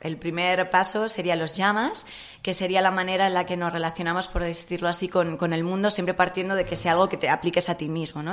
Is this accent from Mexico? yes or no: no; Madrid, Community of Madrid, Spain; Nací en Madrid